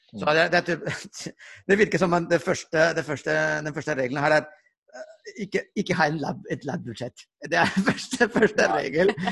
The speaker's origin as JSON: {"language": "Norwegian", "town": "Barcelona", "region": "Catalonia", "country": "Spain", "moved": "yes", "said": "Du, jeg er fra Barcelona."}